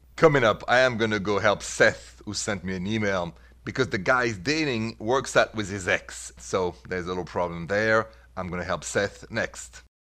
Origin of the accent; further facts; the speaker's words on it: Paris, Île-de-France, France; moved away as an adult; now in United States; I was born and raised in Paris and I've been in this beautiful country of mine, America, for the last twenty-four years